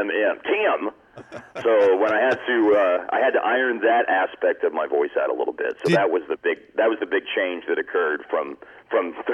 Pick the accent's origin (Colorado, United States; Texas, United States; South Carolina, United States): Texas, United States; Lewisville; also born or lived in Justin, United States; there was still um, some growing up in Lewisville and Justin, Texas, that I had to kind of work out of that a little bit.